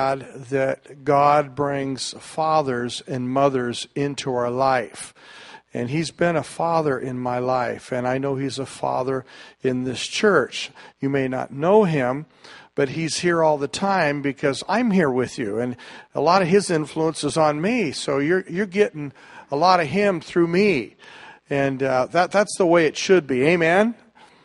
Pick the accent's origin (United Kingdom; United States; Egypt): United States; the Northwest, Pacific Northwest; We're from the Northwest.